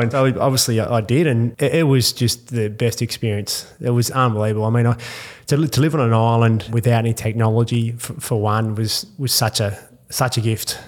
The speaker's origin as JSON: {"language": "English", "town": "Perth", "region": "Western Australia", "country": "Australia", "tie": "born or raised there", "also_born_or_lived": "Mount Isa", "moved": "yes"}